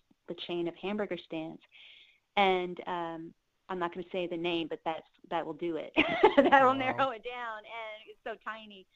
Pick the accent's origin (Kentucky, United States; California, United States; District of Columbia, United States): Kentucky, United States; Henderson; also born or lived in South Dakota; I moved to Kentucky when I was 3. I was born in South Dakota.